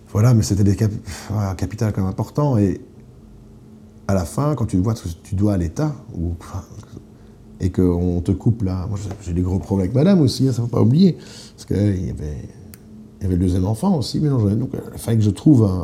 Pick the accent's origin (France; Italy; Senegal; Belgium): Belgium; Eupen, Wallonia; on vient de Pen. Ah, mais je connais la famille Siou à Eupen. Et effectivement, Eupen, il y a un restaurant chinois, le seul, qui, euh, dont la fille était avec moi en classe.